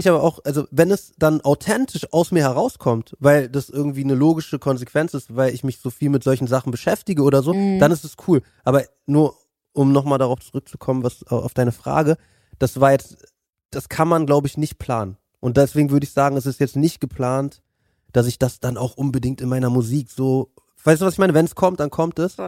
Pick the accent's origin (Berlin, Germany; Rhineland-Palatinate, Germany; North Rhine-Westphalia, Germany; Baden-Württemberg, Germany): Berlin, Germany; Ich bin ja Berliner